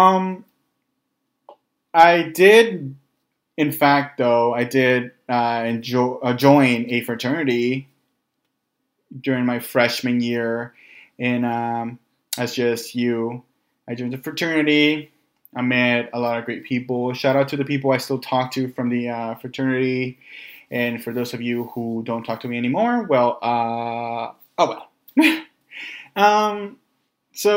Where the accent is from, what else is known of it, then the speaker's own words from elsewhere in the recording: Los Angeles, California, United States; moved away as an adult; also born or lived in San Jose, California; now in Bay Area, United States; I grew up in North Hollywood, and I came up here to the Bay Area for school